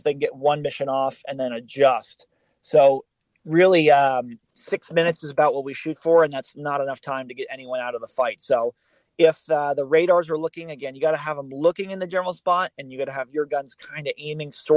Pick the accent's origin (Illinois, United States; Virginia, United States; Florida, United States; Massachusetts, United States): Massachusetts, United States; Boston; moved away; I'm from Boston originally